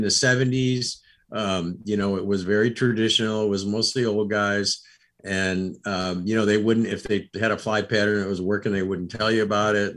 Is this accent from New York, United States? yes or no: yes; Rochester, New York, United States; I grew up in Rochester, New York